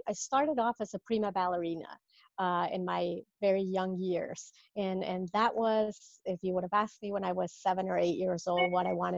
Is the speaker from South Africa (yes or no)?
no; Mexico City, Mexico; moved away as an adult; now in Rhode Island, United States; I'm from Mexico originally, and that's where I was born, raised, Mexico City